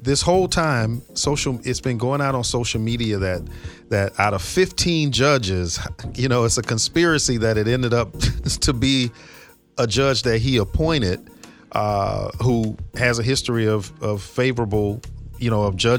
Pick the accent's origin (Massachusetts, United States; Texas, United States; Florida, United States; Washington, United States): Florida, United States; West Palm Beach; I'm from West Palm Beach